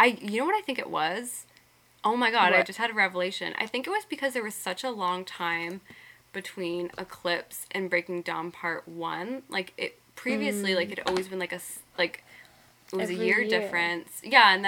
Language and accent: English; Boston, Massachusetts, United States; we're from Boston